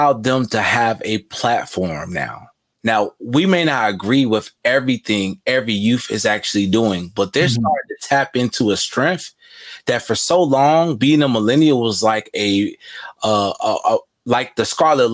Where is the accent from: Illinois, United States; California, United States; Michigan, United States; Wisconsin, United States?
Illinois, United States; Chicago; I am a Southsider, born and raised in Chicago, you know, Cook County